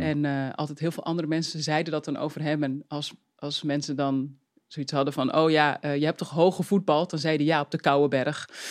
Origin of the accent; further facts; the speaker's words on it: Uithoorn, North Holland, Netherlands; ik ben opgegroeid in Uithoren. Dus dat lag eh, in de buurt van Amsterdam